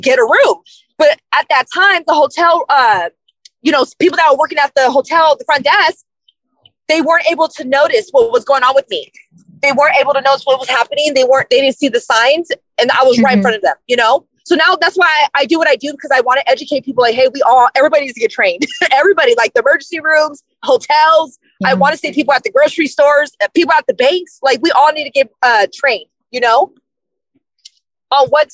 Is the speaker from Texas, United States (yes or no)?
no; Sacramento, California, United States; also born or lived in San Francisco / San Mateo County; So I was born in San Francisco, but I went to Sacramento, from the age of 4 to 14